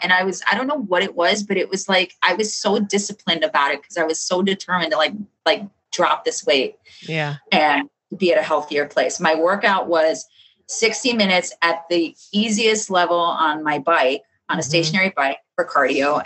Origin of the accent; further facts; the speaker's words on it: Chicago, Illinois, United States; I'm from South Chicago